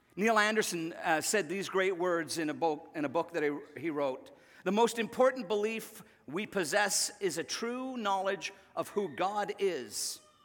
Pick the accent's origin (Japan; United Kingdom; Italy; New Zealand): United Kingdom; Northern Ireland; I remember as a kid growing up in Northern Ireland